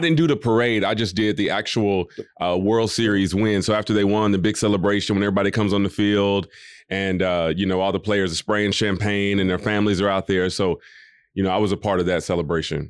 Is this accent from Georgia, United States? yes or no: yes; Atlanta, Georgia, United States; I grew up in Atlanta, Georgia